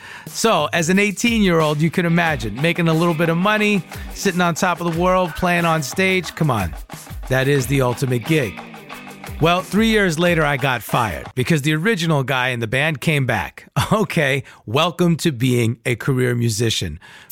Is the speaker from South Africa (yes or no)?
no; Long Island, New York, United States; growing up on Long Island